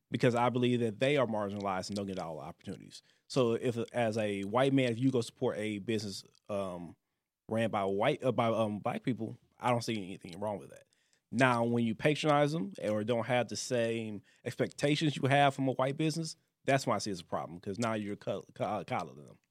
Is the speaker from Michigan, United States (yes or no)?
yes; Detroit, Michigan, United States; moved away; also born or lived in Louisiana; I grew up in, outside of Detroit